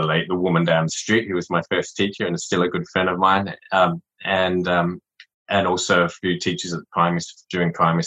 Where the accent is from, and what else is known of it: Adelaide, South Australia, Australia; born or raised there; accent: Australian; also born or lived in Saigon, Vietnam